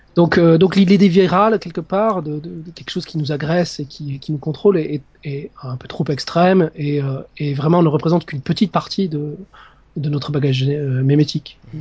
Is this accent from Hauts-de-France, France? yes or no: no; Narbonne, Occitania, France; moved away as an adult; also born or lived in Strasbourg; je suis français, je viens, je viens du sud de la France, de, de Narbonne